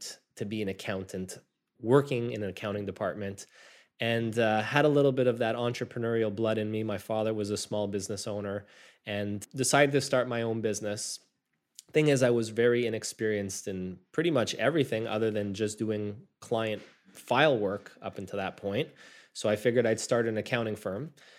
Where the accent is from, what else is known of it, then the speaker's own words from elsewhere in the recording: Montreal, Quebec, Canada; And I was born and raised here in Montreal, Canada